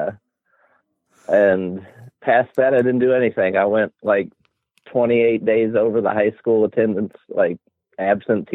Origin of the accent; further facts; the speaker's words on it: Sellersburg, Indiana, United States; also born or lived in Louisville, Kentucky; I went to school in a little place called Sellersburg, which is right next to New Albany